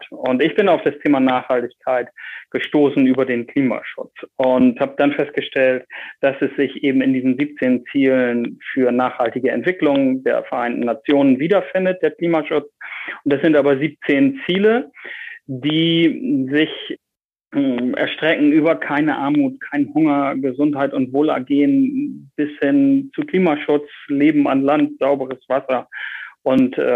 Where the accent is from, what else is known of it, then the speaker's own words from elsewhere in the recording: Bremen, Germany; Man kann es meinem Dialekt äh, leicht äh, anhören, wo ich herkomme. Ich bin äh, aus Norddeutschland, genau genommen in Bremen groß geworden und habe dort meine Schulzeit verbracht und dort auch studiert.